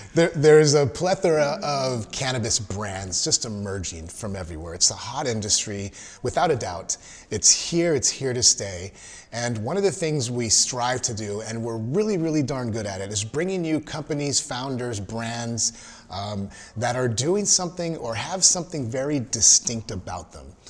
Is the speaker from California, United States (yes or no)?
yes; Los Angeles, California, United States; now in Texas, United States; I, am from, originally from Southern Cal, from